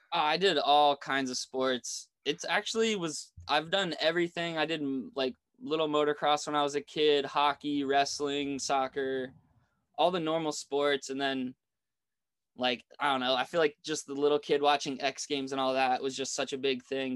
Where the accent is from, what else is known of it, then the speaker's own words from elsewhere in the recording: East Coast, United States; My resort growing up on the East Coast